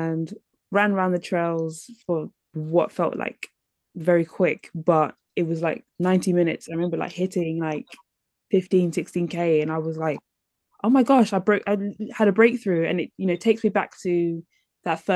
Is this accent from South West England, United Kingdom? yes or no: no; London, United Kingdom; growing up in London